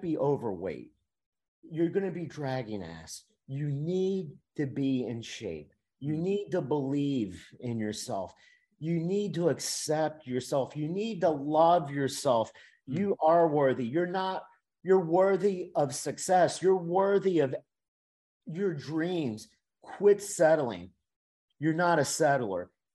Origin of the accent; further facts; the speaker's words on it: Miami, Florida, United States; moved away as an adult; also born or lived in Louisiana; I'm from Miami, out of state tuition